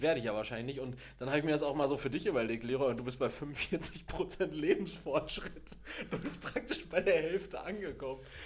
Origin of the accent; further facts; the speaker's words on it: Castrop-Rauxel, North Rhine-Westphalia, Germany; now in Gelsenkirchen, Germany; ich komme ja aus, gebürtig aus Kastrop-Rauxel